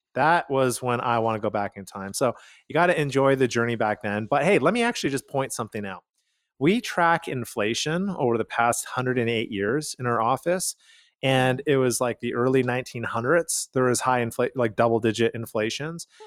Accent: Calgary, Alberta, Canada; We are from Calgary, Canada

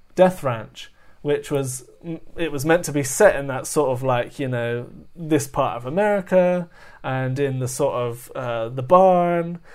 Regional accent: London, United Kingdom; I'm over from London

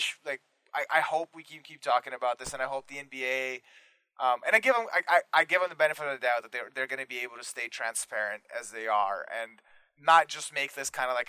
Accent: Toronto, Ontario, Canada; I'm from Toronto

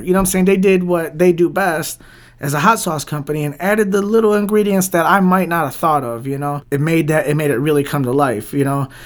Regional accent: Detroit, Michigan, United States; Born and raised in Southwest Detroit, you know, like, born and raised in Southwest Detroit, still in Southwest Detroit

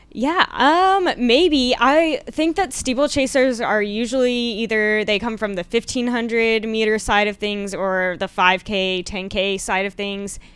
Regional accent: Plano, Texas, United States; I'm from the Dallas area.

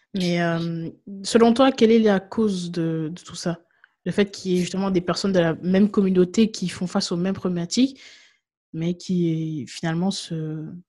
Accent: Guadeloupe; moved away; je viens de Guadeloupe et je me souviens que bah, je vivais encore en Guadeloupe lorsqu'il y a eu la, grève en 2009

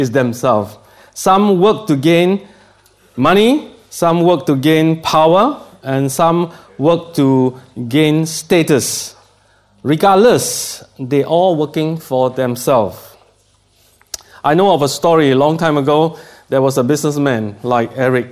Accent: Singapore; accent: Singlish; from Singapore, and I speak Singlish. That is, you know, Singapore English is, we call it Singlish.

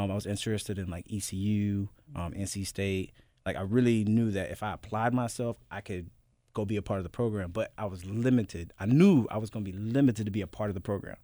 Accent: Youngsville, North Carolina, United States; also born or lived in Florida / Bahrain; now in Memphis, United States; Born and raised, Youngsville, North Carolina

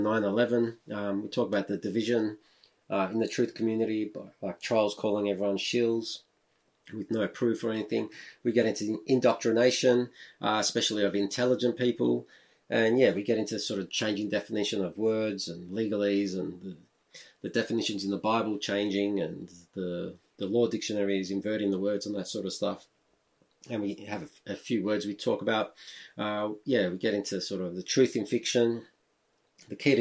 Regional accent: Melbourne, Victoria, Australia; growing up in Melbourne

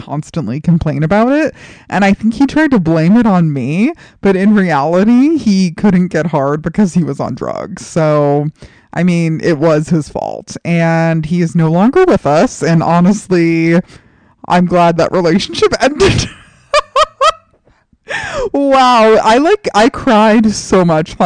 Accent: New York City, New York, United States; moved away; my hometown of New York City

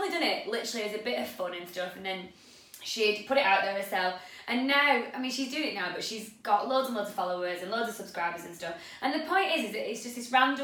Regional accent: Chorley, North West England, United Kingdom; We are from Chorley, Lancashire, in the north of England

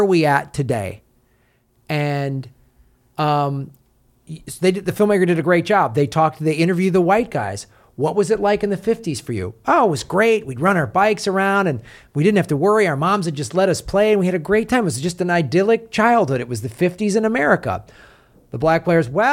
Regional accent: Evanston, Illinois, United States; also born or lived in Madison, Wisconsin; growing up in Madison, Wisconsin, which was primarily white liberals, and then moving to Evanston, Illinois, where my junior high was 60% black

